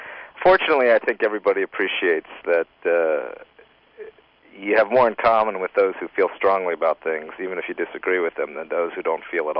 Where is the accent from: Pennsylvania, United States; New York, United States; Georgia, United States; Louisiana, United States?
Pennsylvania, United States; Lancaster; that's where I grew up. You know, I'm from Lancaster, Pennsylvania